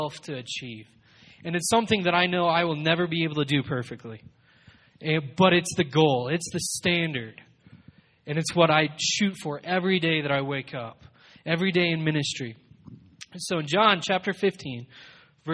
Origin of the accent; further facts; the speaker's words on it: Colorado Springs, Colorado, United States; I was born and raised in Colorado Springs